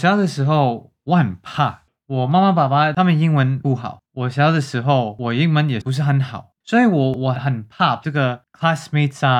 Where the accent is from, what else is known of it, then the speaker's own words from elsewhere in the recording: New York, United States; Chinese is a second language; 我从纽约长大的时候，我不知道我是中国人还是我是美国人还是什么人